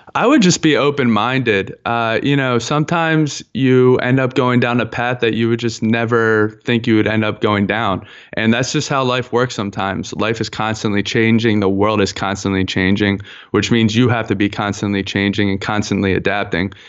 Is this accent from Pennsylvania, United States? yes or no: yes; Philadelphia, Pennsylvania, United States; now in Baltimore, United States; I'm actually from, uh, born and raised from Philadelphia, PA. Um, I am now living in, in Baltimore, Maryland.